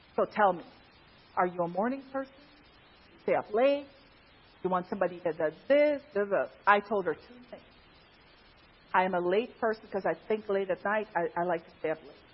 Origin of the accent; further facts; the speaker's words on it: Pennsylvania, United States; I'm from Pennsylvania